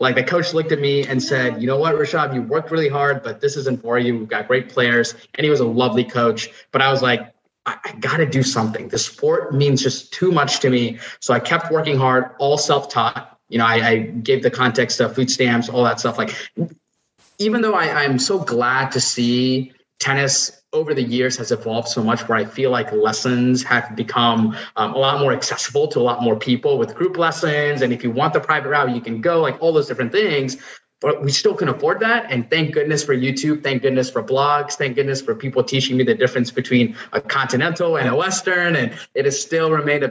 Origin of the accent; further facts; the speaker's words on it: Nepal; now in United States; I was born and raised in Nepal, moved to the U.S.